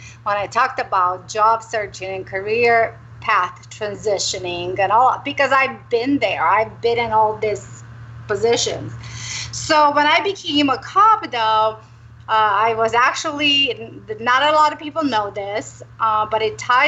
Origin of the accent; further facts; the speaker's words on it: Romania; moved away; also born or lived in Arizona; I'm originally from Romania